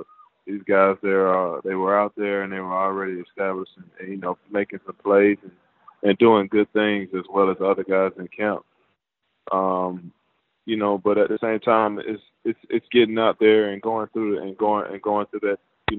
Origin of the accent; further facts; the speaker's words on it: Atlanta, Georgia, United States; also born or lived in Virginia; I grew up in Atlanta